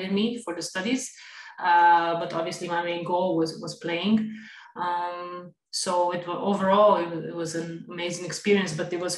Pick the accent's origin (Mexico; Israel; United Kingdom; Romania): Romania; moved away as an adult; also born or lived in United States / New York; now in Barcelona, Spain; I'm from Romania originally. I was born there